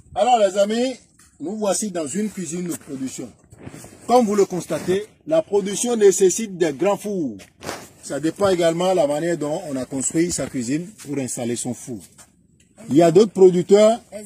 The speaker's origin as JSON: {"language": "French", "town": "Djègbadji", "region": "Atlantique", "country": "Benin", "said": "Chez nous, à Djabadji"}